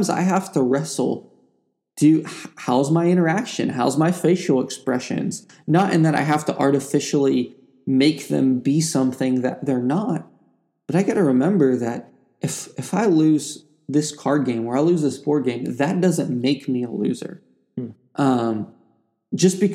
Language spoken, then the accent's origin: English; Ohio, United States; I grew up in Ohio with two parents who were both in the military